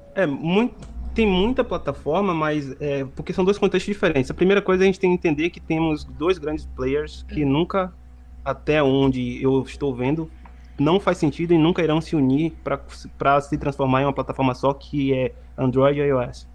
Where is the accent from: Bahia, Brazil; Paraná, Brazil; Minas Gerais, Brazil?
Bahia, Brazil; Salvador; moved away as an adult; now in Montreal, Canada; eu sou de Salvador, Bahia. Não sei se vocês pegaram aí pelo meu sotaque